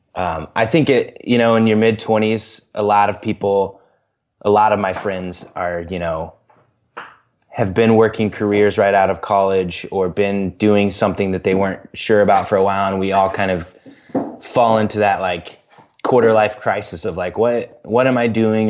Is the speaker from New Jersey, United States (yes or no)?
no; Central Illinois, United States; moved away as an adult; also born or lived in Central Iowa; now in Des Moines, United States; I grew up in Central Illinois, and then I lived in Central Iowa for six years